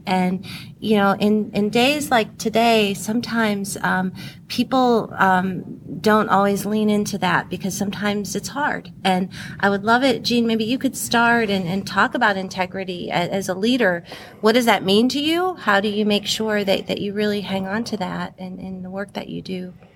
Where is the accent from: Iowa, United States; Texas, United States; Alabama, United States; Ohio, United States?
Ohio, United States; Akron; I grew up in Akron, Ohio